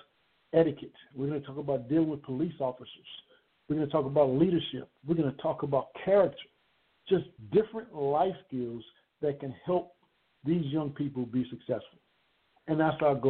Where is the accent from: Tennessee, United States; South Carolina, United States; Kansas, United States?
South Carolina, United States; Conway; Down in Conway, South Carolina, which is my hometown